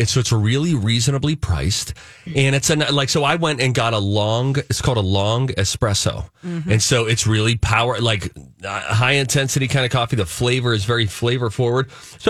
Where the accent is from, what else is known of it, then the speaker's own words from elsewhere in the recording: Pittsburgh, Pennsylvania, United States; Now, my family, we're Steeler fans from Pittsburgh.